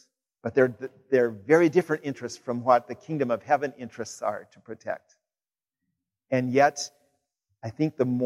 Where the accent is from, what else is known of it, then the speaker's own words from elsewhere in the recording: Kansas, United States; moved away; my home state of Kansas